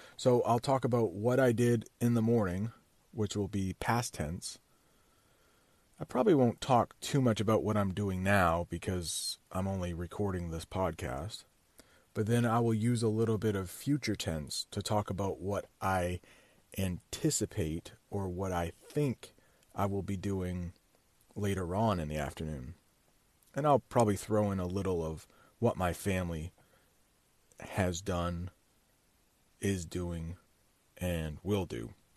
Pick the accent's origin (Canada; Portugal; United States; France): United States; I'm an American